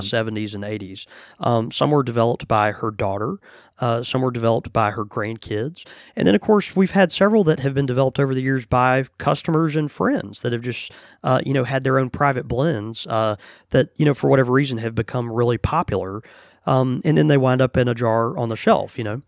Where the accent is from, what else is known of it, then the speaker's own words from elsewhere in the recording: Houston, Texas, United States; moved away; I was born in Houston, you know, and, and I still have family all over East to Texas